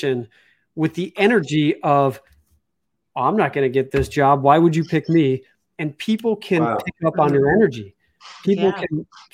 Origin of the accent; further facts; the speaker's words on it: Chicago, Illinois, United States; moved away; I'm from Chicago